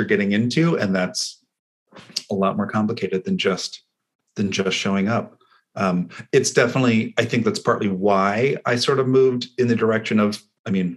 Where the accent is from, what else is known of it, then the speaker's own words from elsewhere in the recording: Los Altos, California, United States; I grew up in San Francisco Bay, California. I grew up in Los Altos.